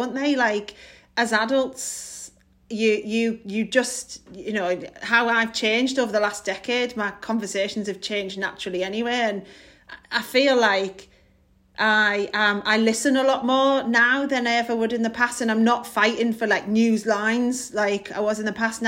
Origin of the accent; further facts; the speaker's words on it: Middlesbrough, North East England, United Kingdom; I'm from Middlesbrough